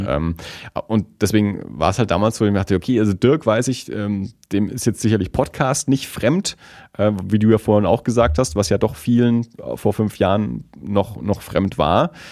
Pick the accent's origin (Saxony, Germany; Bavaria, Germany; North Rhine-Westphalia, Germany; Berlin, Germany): Bavaria, Germany; Erlangen; moved away as an adult; now in Nuremberg, Germany; Wir sind ja ursprünglich beide aus Tenlohe